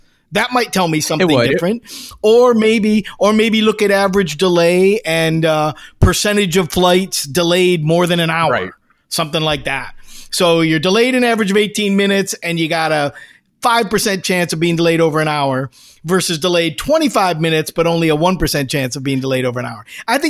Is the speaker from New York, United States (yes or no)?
yes; Taberg, New York, United States; It's Taberg, and I was born in Taberg.